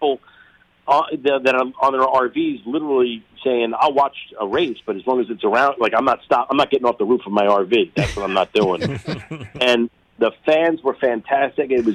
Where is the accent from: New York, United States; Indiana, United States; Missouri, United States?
New York, United States; Long Island; born or raised there